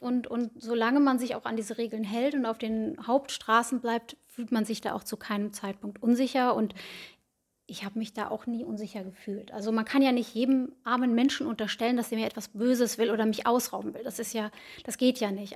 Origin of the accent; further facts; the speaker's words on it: Bad Oeynhausen, North Rhine-Westphalia, Germany; now in Herford, Germany; Ich komme gebürtig aus Bad Oeynhausen, wohne aktuell in Herford mit meiner Familie zusammen.